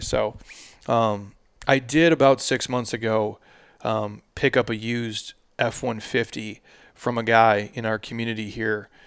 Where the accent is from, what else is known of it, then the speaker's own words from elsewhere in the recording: Midwest, United States; now in Arizona, United States; I drove trucks as a kid, obviously, in the Midwest, uh, all through the winters